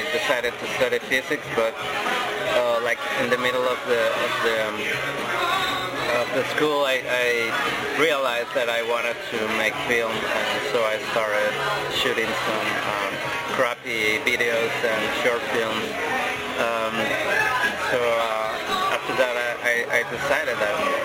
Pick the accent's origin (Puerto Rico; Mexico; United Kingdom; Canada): Mexico; I come from Mexico